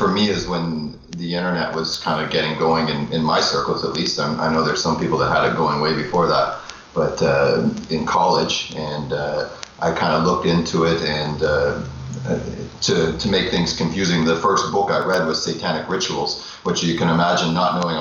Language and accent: English; Ontario, Canada; I'm from Toronto. Well, I'm living in Toronto, Canada, right now, and grew up in Ontario all my life